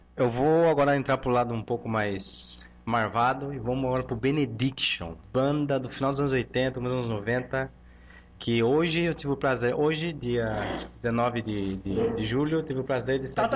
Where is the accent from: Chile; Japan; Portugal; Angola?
Chile; moved away; sou chileno